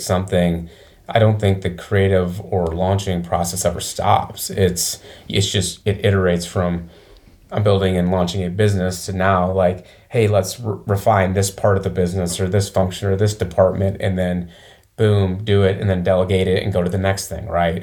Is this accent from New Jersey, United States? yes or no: no; Flint, Michigan, United States; moved away as an adult; also born or lived in Chicago / Detroit; now in Nashville, United States; Mid Michigan, like uh, Flint area, basically yeah. um, Flint, and then I went to Michigan State